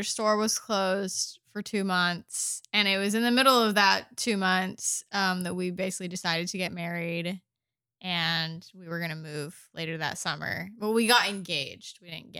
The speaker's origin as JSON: {"language": "English", "region": "Midwest", "country": "United States", "tie": "born or raised there", "said": "And like I said at the top, I grew up in the Midwest, which I thought was very boring, and I wanted desperately to move somewhere more exciting."}